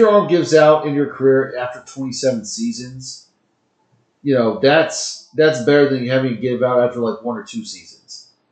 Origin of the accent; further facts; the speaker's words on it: Texas, United States; People because hey, we're from Texas, you know. This Texas.